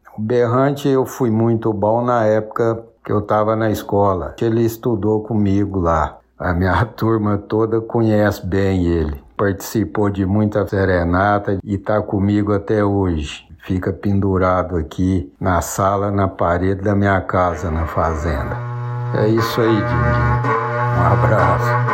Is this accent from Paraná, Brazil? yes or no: no; Ituiutaba, Minas Gerais, Brazil; nasci em Tuiutaba, Minas Gerais, no ano de 1955